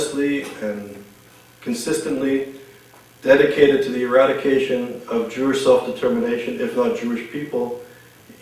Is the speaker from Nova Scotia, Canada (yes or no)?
no; Montreal, Quebec, Canada; I grew up in Montreal